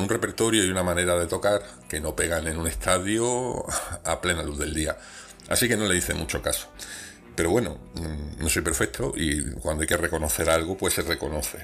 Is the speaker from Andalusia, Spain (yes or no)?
yes; Granada, Andalusia, Spain; Yo me siento granadino